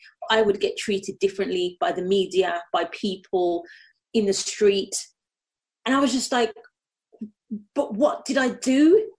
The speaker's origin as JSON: {"language": "English", "town": "Birmingham", "region": "West Midlands", "country": "United Kingdom", "tie": "born or raised there", "accent": "Brummie", "said": "But growing up in Birmingham, you get, and I think again, I think it's like a false sense of security. So, you know, I grew up in a very multicultural, I was around every, you know, color, creed, sexuality."}